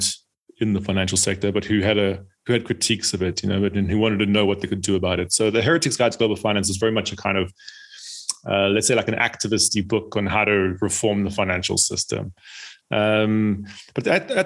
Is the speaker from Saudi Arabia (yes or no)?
no; South Africa; now in United Kingdom; I'm from South Africa originally, and but then I, at some point, moved to the UK